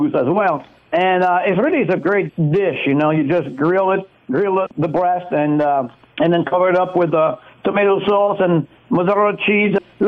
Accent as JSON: {"language": "English", "country": "France", "tie": "born or raised there", "moved": "yes", "lives_now": "United States", "said": "I grew up cooking wild game, actually, in France"}